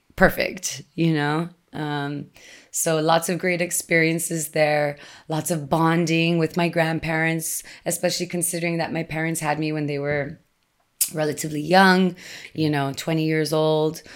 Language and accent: English; Texas, United States; English is a second language; moved away as an adult; also born or lived in Austin, Texas; I was living in my hometown on the border, and this was after I had already moved away and lived in Austin, Texas for some time